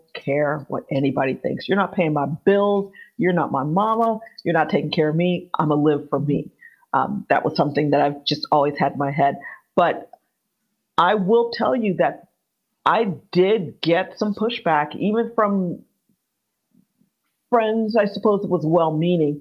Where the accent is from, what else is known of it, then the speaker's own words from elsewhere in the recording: Miami, Florida, United States; moved away as an adult; also born or lived in Austin, Texas / Scotland; now in United Kingdom; I'm from Miami